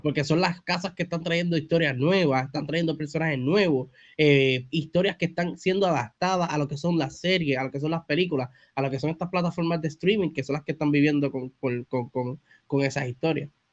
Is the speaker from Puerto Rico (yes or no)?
yes; Bayamón, Puerto Rico; soy de Bayamón, Puerto Rico